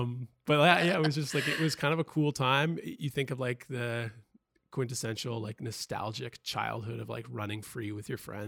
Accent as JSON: {"language": "English", "town": "Richmond", "region": "British Columbia", "country": "Canada", "tie": "born or raised there", "said": "Ooh, Richmond, the flatlands, or Ditchmond."}